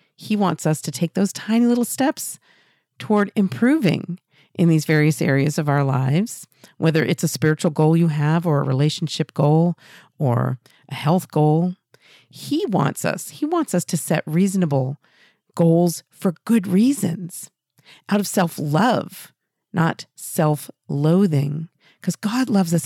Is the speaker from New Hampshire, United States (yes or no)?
yes; New Hampshire, United States; Exeter, New Hampshire, right here in my home state